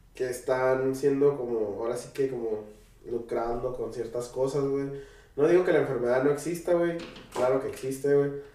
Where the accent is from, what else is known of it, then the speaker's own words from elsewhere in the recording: Tijuana, Baja California, Mexico; nosotros pues somos de Tijuana